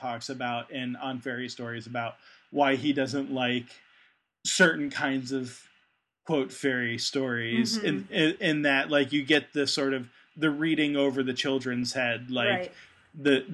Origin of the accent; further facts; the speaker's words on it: United States; I'm American